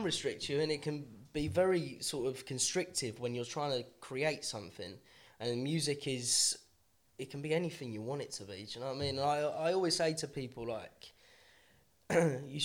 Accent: London, United Kingdom; but I'm very much an East London boy. And I mean, now I live in Hackney.

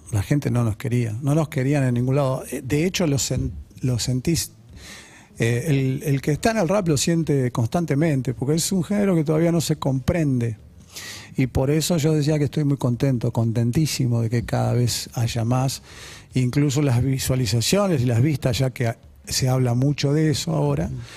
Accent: Las Piedras, Canelones, Uruguay; born there; also born or lived in Belgium / São Paulo / Paraguay / Buenos Aires; Viví en muchos lugares, sí, soy uruguayo, nací en Las Piedras, pero yo viví en muchos lugares, en Bélgica, en San Pablo, en Paraguay

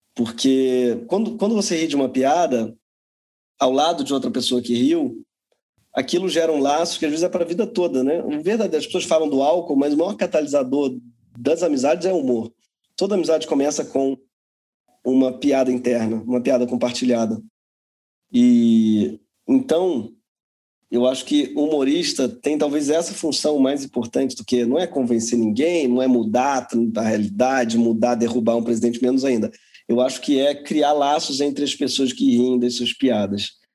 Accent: Rio de Janeiro, Brazil; also born or lived in São Paulo; Eu, como carioca

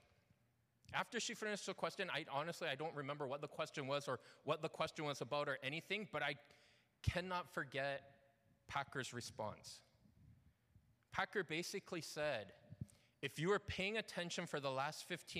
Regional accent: London, Ontario, Canada; moved away as an adult; I grew up not in Toronto. I grew up in a little town called London.

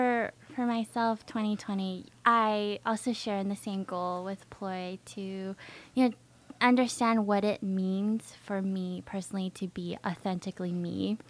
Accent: California, United States; now in Austin, United States; I grew up in California, and I grew up in a very heavily Asian and Latino neighborhood.

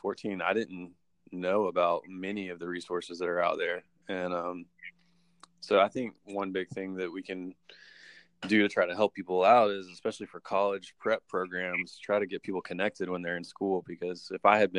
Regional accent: Georgia, United States; I'm actually from Georgia

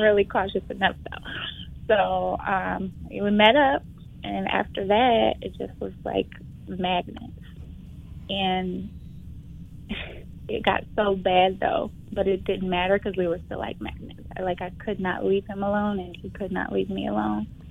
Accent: Flint, Michigan, United States; moved away as an adult; also born or lived in Detroit, Michigan; I am from Flint, Michigan. I moved to Detroit in 2007 to go to Wayne State

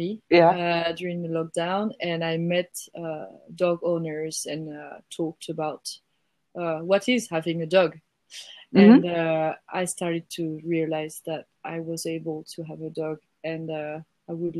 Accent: Toulouse, Occitania, France; I'm from Toulouse. It's in the south of France.

